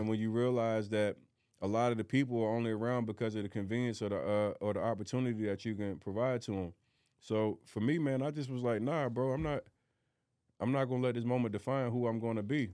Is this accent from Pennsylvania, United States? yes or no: yes; Philadelphia, Pennsylvania, United States; moved away; My mindset from growing up in North Philly